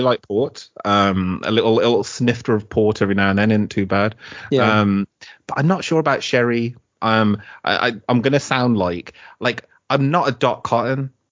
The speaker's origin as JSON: {"language": "English", "area": "Middlesex", "region": "London", "country": "United Kingdom", "tie": "born or raised there", "said": "I was born in Middlesex"}